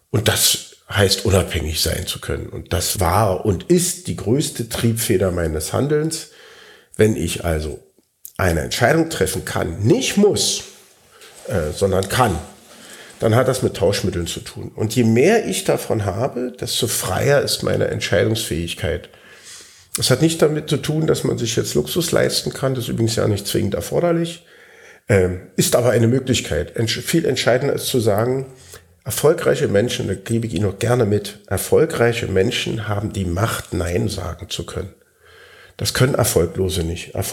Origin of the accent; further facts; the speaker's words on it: Berlin, Germany; wenn sie merken, ich komme aus Berlin, hört man das? Ja, minimal.